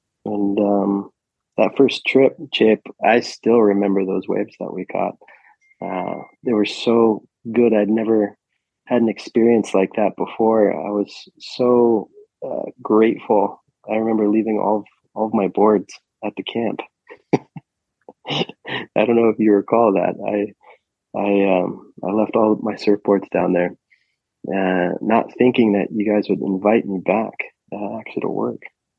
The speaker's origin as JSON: {"language": "English", "town": "San Diego", "region": "California", "country": "United States", "tie": "born or raised there", "also_born_or_lived": "Santa Barbara / Nicaragua", "moved": "as an adult", "said": "San Diego. Grew up in San Diego."}